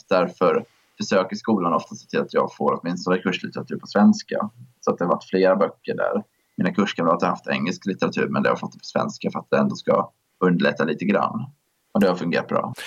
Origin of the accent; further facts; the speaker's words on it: Jönköping, Jönköping County, Sweden; jag kommer från Jönköping